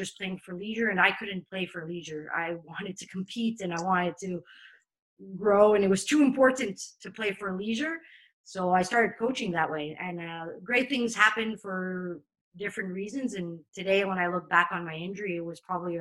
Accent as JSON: {"language": "English", "town": "Montreal", "region": "Quebec", "country": "Canada", "tie": "born or raised there", "moved": "as an adult", "lives_now": "France", "said": "I come from Montreal, where there's a huge Italian and Portuguese community"}